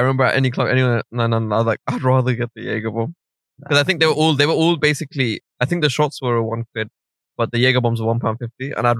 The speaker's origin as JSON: {"language": "English", "region": "London", "country": "United Kingdom", "said": "as a Londoner"}